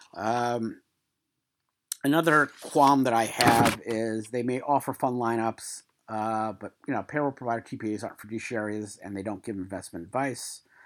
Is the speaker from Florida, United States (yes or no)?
no; New York City, New York, United States; moved away; also born or lived in Queens; I'm from Brooklyn, I also lived in Queens for a couple years.